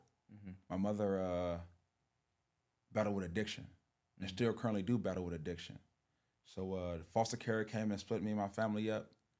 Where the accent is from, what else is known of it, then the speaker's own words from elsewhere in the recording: Los Angeles, California, United States; I grew up in South Los Angeles right here. Probably, you know, down at the 120s. Growing up right there, born and raised.